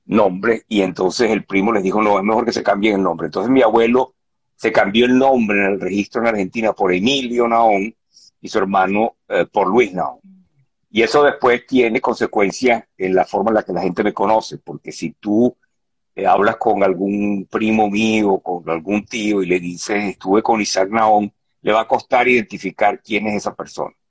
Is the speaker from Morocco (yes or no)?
yes; Tangier, Tanger-Tetouan-Al Hoceima, Morocco; born there; mis padres nacieron en Tetuán, y mi hermana y yo nacimos en Tánger porque mi papá eh, se fue a vivir a Tánger porque ahí montó un negocio